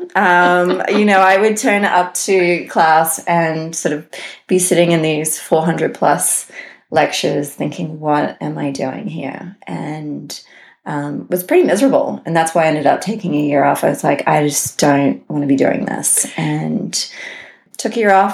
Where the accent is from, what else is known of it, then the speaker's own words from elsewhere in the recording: Cairns, Queensland, Australia; moved away as an adult; now in Colorado, United States; I grew up in Cairns, North Queensland, which is sort of the most northern metropolis in Australia on the east coast